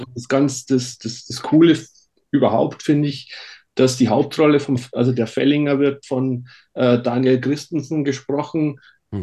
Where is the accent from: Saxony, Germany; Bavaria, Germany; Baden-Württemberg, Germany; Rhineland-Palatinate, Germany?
Bavaria, Germany; Bavarian Forest, Germany; accent: Bavarian; now in near Stuttgart, Germany; ich bin im Bayerischen Wald aufgewachsen und ah, äh, okay. äh, spreche daher immer noch ein bisschen äh, bayerisch mit.